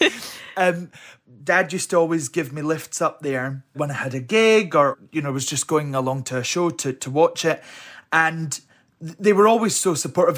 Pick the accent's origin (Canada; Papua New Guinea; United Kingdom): United Kingdom; Helensburgh, Scotland; also born or lived in Alexandria, Scotland; I was brought up in Helensburgh. Well, I was born in Alexandria, but parents lived in Helensburgh